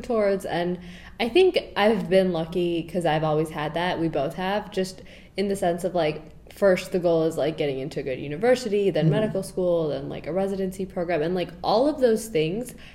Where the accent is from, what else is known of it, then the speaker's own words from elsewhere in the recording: Chicago, Illinois, United States; I'm from Chicago, and my family is originally South Asian, mostly from Pakistan.